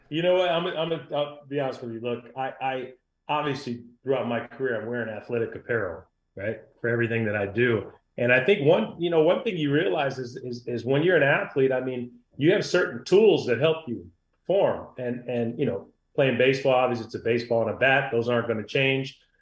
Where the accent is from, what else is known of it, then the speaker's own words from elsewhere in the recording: Michigan, United States; also born or lived in New Jersey; I grew up in Michigan, but I'd go back every summer